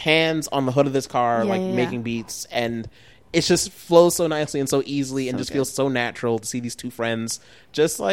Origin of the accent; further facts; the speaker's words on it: New Jersey, United States; growing up in New Jersey